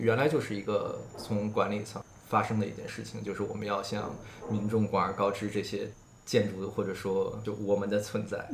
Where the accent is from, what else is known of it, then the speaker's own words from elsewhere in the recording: Beijing, China; now in New York, United States; 我本身是北京人